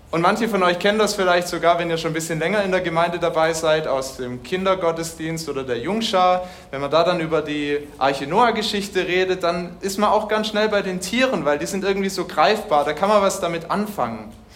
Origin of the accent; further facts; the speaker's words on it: Germany; bei uns in Deutschland